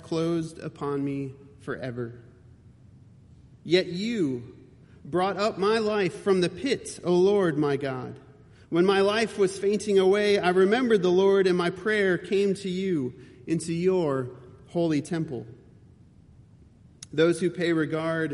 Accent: Cleveland, Ohio, United States; now in Roanoke, United States; I grew up in Cleveland, Ohio

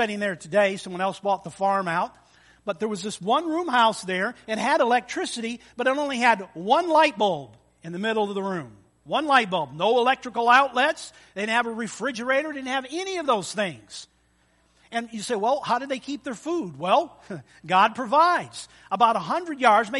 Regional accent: Almont, Michigan, United States; I grew up in Almont, Michigan, as a little boy

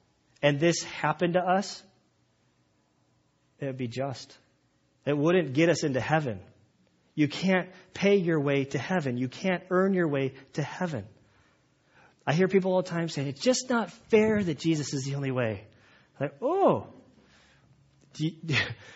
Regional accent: United States; I'm American

